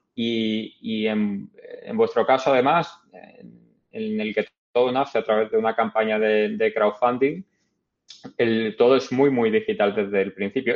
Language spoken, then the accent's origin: Spanish; Málaga, Andalusia, Spain; moved away as an adult; also born or lived in Madrid / Canada; now in New York, United States; antes en Canadá y antes en Málaga, de donde soy.